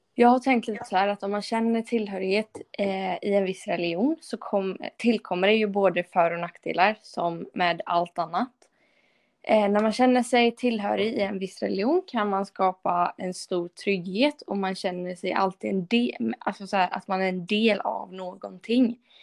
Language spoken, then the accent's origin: Swedish; Sweden; jag är ju svensk och lever i ett kristet samhälle